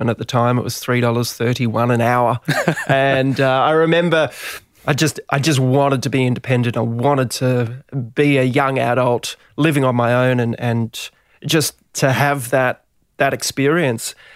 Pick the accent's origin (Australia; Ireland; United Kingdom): Australia; Gold Coast, Queensland; moved away; also born or lived in Melbourne / Sydney; I was a surfer from the Gold Coast